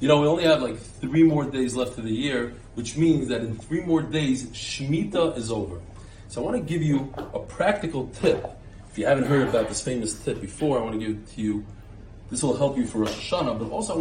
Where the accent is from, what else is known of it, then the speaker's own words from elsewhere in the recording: United States; now in Israel; as an American